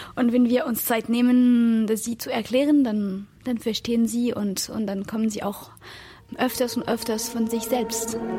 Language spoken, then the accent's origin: German; France; moved away; ich komme aus Frankreich